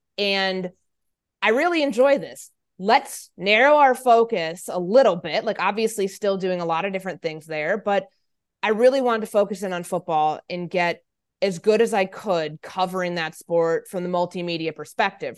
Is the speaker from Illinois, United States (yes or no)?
yes; Chicago, Illinois, United States; I grew up in the Chicagoland area